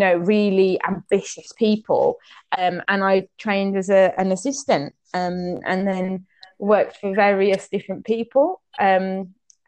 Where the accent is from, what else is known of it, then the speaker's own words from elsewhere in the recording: English Cypriot, England, United Kingdom; I'm pretty English Cypriot